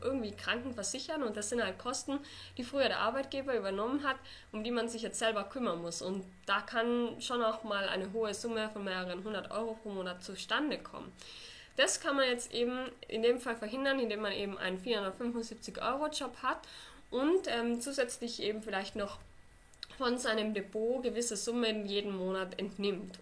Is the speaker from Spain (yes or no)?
no; Austria; Bei uns in Österreich